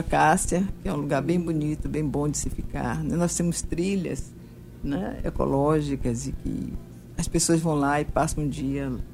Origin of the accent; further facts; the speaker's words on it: Bahia, Brazil; moved away as an adult; now in João Pessoa, Brazil; eu nasci na Bahia